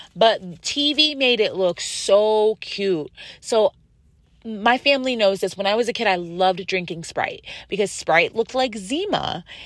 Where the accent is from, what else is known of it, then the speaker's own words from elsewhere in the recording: Western New York, United States; also born or lived in San Diego; now in California, United States; I am from Western New York